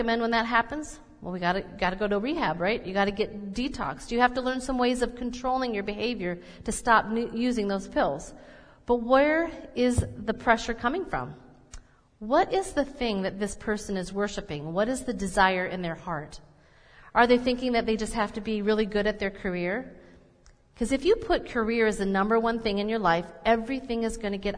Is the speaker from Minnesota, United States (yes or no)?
yes; Minnesota, United States; I'm Minnesotan or that I'm mainly German